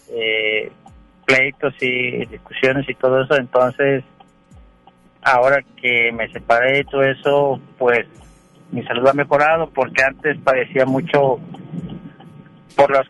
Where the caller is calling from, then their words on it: Monterrey, Nuevo León, Mexico; Eh, de aquí de Monterrey, voy camino a casa.